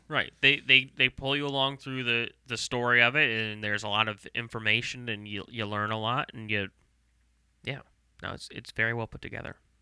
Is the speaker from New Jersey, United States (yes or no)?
no; St. Louis, Missouri, United States; also born or lived in Myrtle Beach, South Carolina; I was born in South Carolina, Myrtle Beach